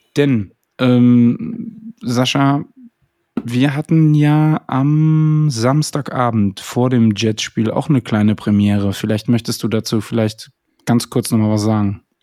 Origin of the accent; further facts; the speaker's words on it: Koblenz, Rhineland-Palatinate, Germany; ich komme ja aus Koblenz